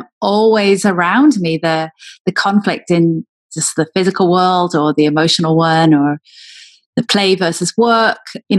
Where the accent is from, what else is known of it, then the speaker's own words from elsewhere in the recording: Wales, United Kingdom; also born or lived in England; now in United States; But also then moving to England when I was from Wales and feeling the pull between those two cultures, and then moving to America.